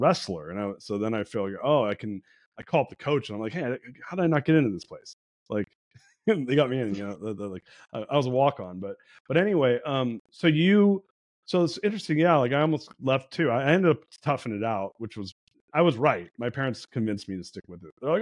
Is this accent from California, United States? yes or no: yes; Southern California, United States; also born or lived in San Francisco; born and raised in SoCal